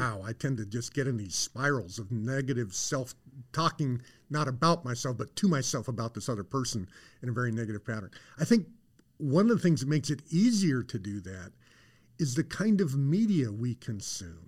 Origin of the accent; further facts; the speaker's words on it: Colorado, United States; I grew up in Colorado.